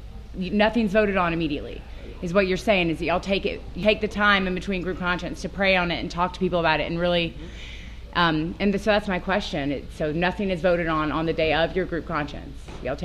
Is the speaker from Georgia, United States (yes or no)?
yes; Gainesville, Georgia, United States; I'm an addict from Gainesville, Georgia.